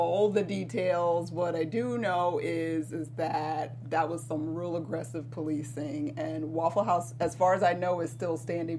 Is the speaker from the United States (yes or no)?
yes; Atlanta, Georgia, United States; moved away; I'm from Atlanta.